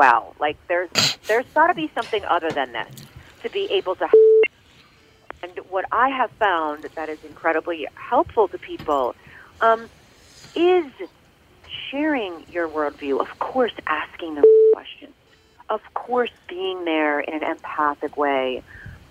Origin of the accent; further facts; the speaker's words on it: Philadelphia, Pennsylvania, United States; I'm from Philly